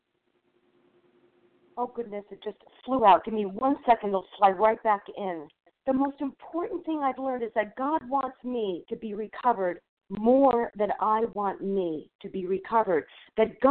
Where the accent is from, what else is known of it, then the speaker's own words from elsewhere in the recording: New York, United States; I'm from New York, and I'm in New York